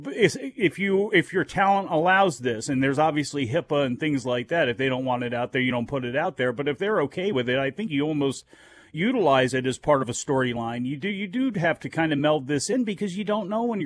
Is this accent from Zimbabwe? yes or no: no; Baltimore, Maryland, United States; I'm from Baltimore